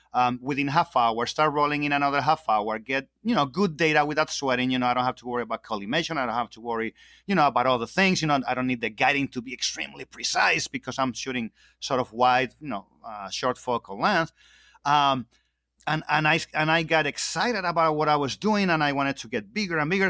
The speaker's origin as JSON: {"language": "English", "country": "Spain", "moved": "yes", "said": "I'm originally from Spain"}